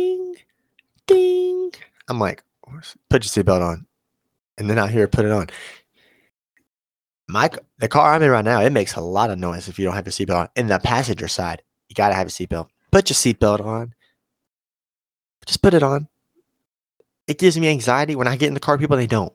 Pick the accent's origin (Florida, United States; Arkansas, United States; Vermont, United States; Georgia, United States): Arkansas, United States; Osceola; I was at home in Osceola